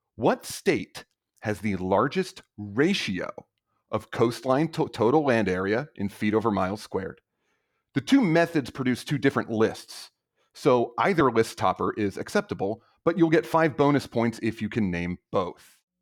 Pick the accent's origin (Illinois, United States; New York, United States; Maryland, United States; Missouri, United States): Maryland, United States; moved away as an adult; also born or lived in South Carolina / Arkansas; now in Turlock, United States; I'm originally from Maryland